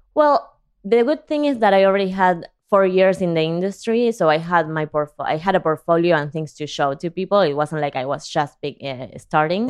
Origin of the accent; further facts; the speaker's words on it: Argentina; English is a second language; moved away as an adult; also born or lived in San Diego / Sunset Park, Brooklyn; now in New York, United States; I could understand, but I couldn't communicate because I never had to in Argentina